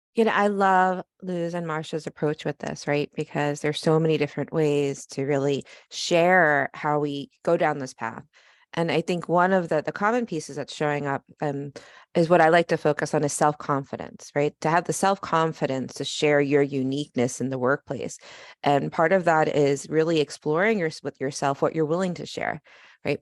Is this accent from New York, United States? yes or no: yes; New York, United States; I'm from New York